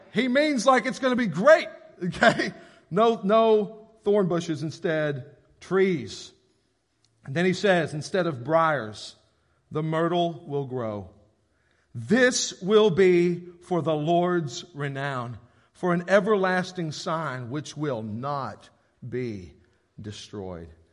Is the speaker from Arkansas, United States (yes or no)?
yes; Paragould, Arkansas, United States; I grew up in Paragould, and I feel like it was pretty religious around here